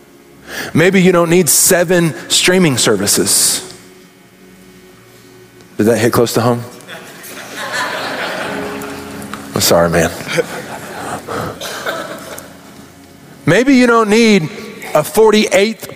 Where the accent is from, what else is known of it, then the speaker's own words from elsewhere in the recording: Arkansas, United States; now in Kansas City, United States; I grew up in Arkansas